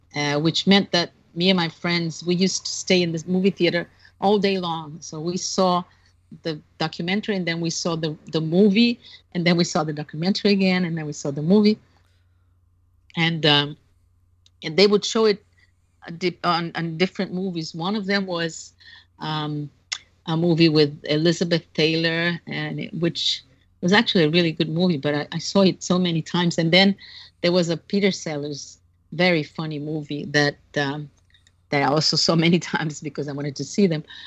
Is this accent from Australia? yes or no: no; Brazil; I'm 15. I'm from Brazil. I just arrived today